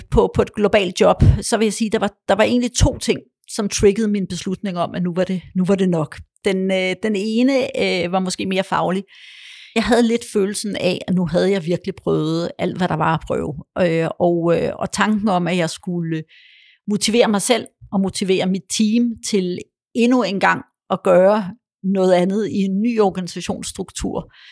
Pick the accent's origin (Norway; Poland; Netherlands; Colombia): Poland; born there; og jeg kunne tale engelsk, og jeg er født i Polen, jeg kunne også godt tale polsk stadigvæk